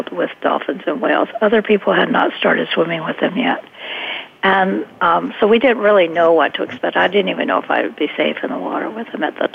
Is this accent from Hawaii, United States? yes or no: yes; Hawaii, United States; when I was growing up in Hawaii, I was a surfer